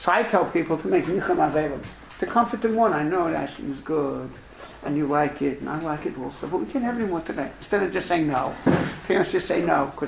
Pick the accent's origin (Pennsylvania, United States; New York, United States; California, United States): New York, United States; New York City; I'm from Brooklyn